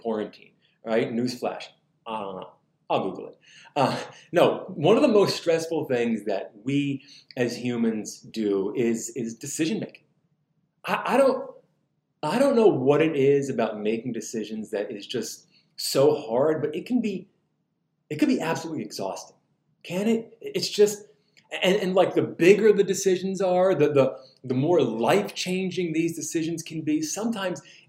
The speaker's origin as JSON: {"language": "English", "region": "New Jersey", "country": "United States", "moved": "yes", "lives_now": "Southern United States", "said": "in the Northeast, I'm from New Jersey"}